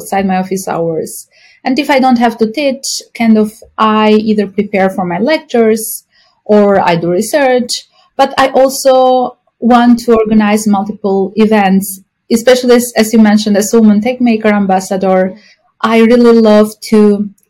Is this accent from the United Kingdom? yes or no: no; Albania; moved away as an adult; now in Hoboken, United States; I'm from Albania, a European country close to Greece